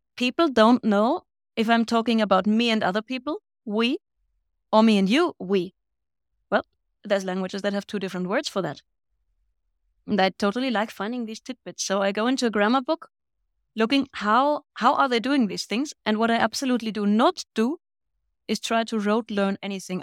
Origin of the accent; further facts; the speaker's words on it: Bavaria, Germany; accent: Bavarian; first language Bavarian and German; English is a second language; I'm from Bavaria. And I grew up with Bavarian dialect and standard German.